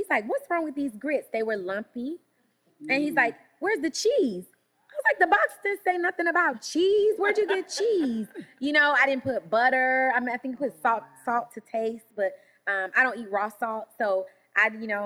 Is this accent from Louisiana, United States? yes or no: yes; Shreveport, Louisiana, United States; I'm from Louisiana, Shreveport, Louisiana, country girl